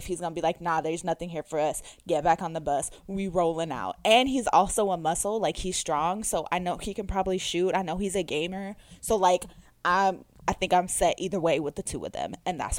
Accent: Texas, United States; I'm from Texas

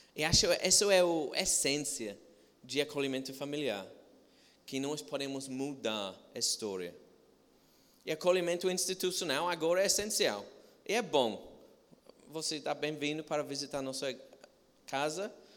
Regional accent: England, United Kingdom; Portuguese is a second language; now in Brazil; sou de Inglaterra

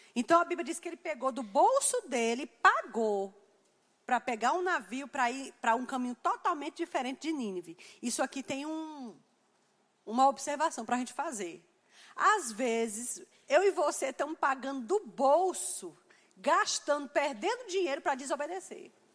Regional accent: Campina Grande, Paraíba, Brazil; A gente chama isso lá em Campina de pantim.

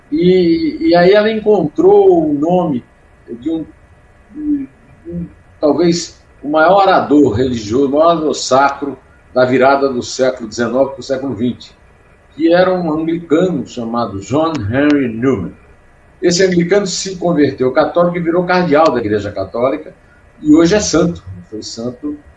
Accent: Uiraúna, Paraíba, Brazil; first language Portuguese; moved away; also born or lived in Campina Grande; É, em Uiraúna, onde eu nasci, que era distrito de Antenor Navarro

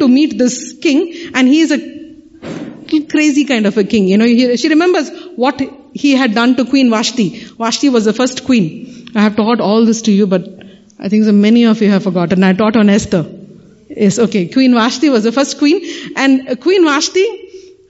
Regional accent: Kanyakumari, Tamil Nadu, India; The three seas meet over there. Three oceans meet over. That's my hometown

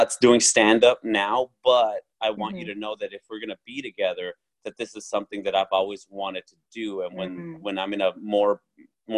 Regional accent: Orange County, California, United States; my hometown

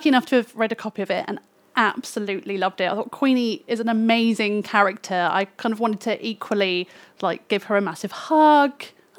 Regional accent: London, United Kingdom; I grew up in Hackney, and it's it's this weird same story of all those like nice things that made it a really interesting place to live.

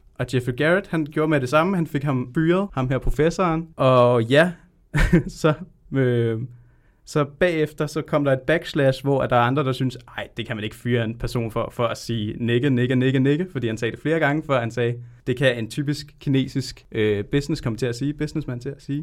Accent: Tølløse, Zealand, Denmark; also born or lived in Colombia; jeg kommer fra Tølløse i Vestjylland

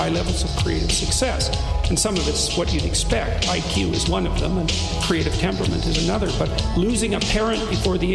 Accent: Canada; as a Canadian

